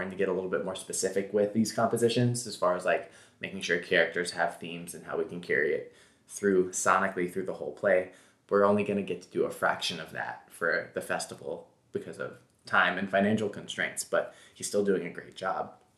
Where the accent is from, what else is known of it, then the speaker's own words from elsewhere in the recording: Memphis, Tennessee, United States; now in New York, United States; we're from Memphis